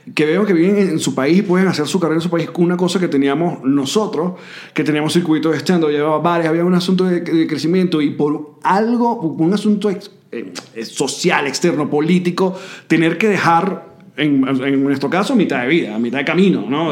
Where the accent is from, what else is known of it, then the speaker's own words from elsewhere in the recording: Venezuela; el venezolano